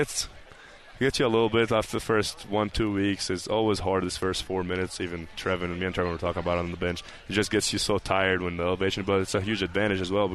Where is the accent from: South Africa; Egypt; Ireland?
Egypt; also born or lived in North Carolina; now in Provo, United States; I'm from Egypt